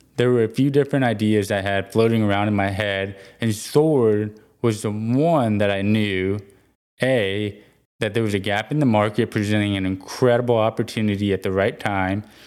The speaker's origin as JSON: {"language": "English", "town": "Houston", "region": "Texas", "country": "United States", "tie": "born or raised there", "said": "I was born and raised in Houston, Texas"}